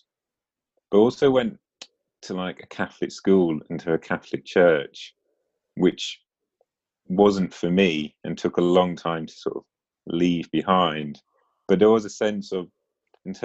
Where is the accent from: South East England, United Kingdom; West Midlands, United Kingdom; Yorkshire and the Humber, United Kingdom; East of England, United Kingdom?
East of England, United Kingdom; Norfolk; now in Lancaster, United Kingdom; I grew up in Norfolk. So, I'm now in Lancaster